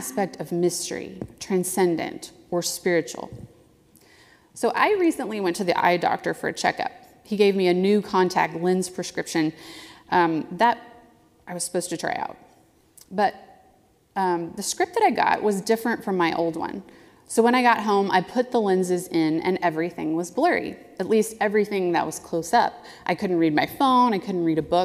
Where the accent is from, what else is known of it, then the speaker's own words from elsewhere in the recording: the South, United States; I grew up in the South as a Southern Baptist